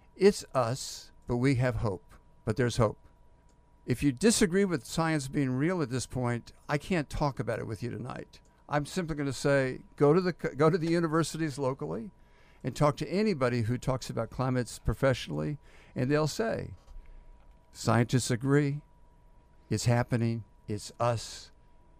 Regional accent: Houston, Texas, United States; I'm from Houston. We've gone through hurricanes all my life

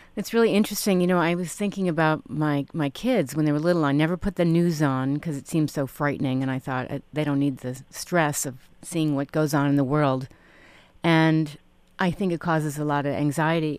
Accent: New York City, New York, United States; moved away; I grew up in Manhattan and I lived there for about eight years growing up

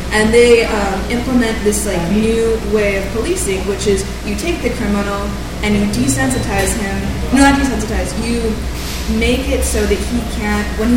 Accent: Bay Area, California, United States; we're from the Bay Area

